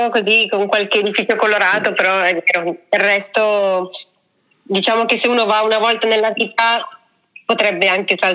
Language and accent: Italian; Cusco, Peru; born there; io la prima volta ho fatto interamente Cusco, ma perché era la mia città natale e quindi da lì poi mi sono spostata intorno.